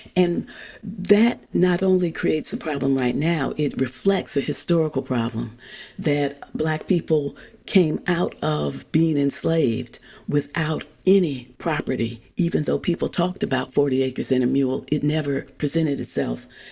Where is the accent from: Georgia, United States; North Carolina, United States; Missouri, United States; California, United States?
Missouri, United States; St. Louis; I grew up in St. Louis, Missouri.